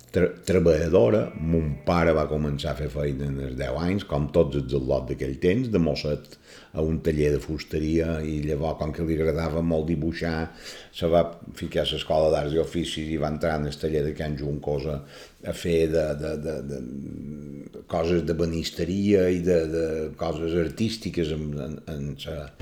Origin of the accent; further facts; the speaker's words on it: Palma, Balearic Islands, Spain; Vaig néixer el 29 de gener de l'any 1949, a Palma, en el carrer del Real